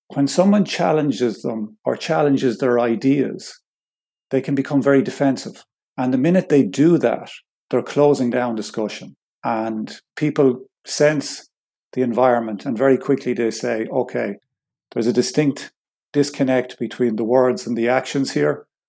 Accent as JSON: {"language": "English", "country": "Ireland", "said": "I'm Irish"}